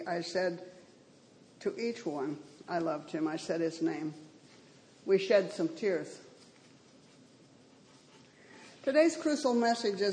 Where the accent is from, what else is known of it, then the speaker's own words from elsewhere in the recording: Southern California, United States; moved away; where I grew up in Southern California